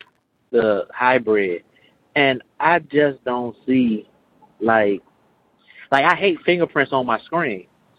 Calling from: Chicago, Illinois, United States; from Chicago.

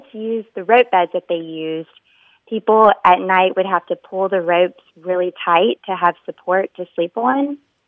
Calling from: Wilmington, North Carolina, United States; Wilmington, North Carolina.

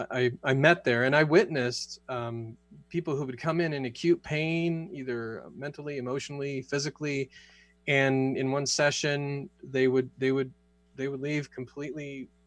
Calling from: Sedona, Arizona, United States; I am joining you from uh, Sedona, Arizona.

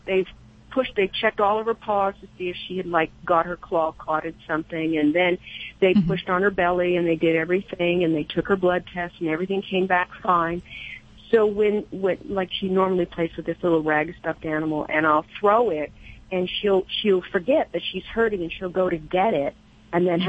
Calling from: Bend, Oregon, United States; I'm calling from the very hot Bend, Oregon

